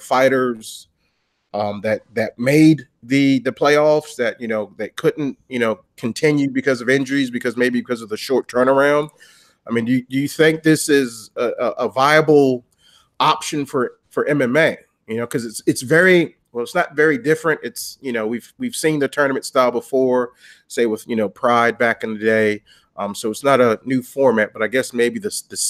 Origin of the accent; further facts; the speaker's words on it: Washington, District of Columbia, United States; my hometown, you know, D.C.